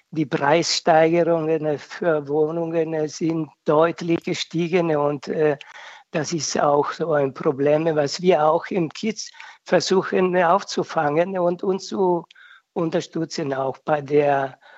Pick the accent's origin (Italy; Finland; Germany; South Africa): Italy; Das ist ein Mehrwert, was äh, für mich gerade als Italiener total wichtig ist.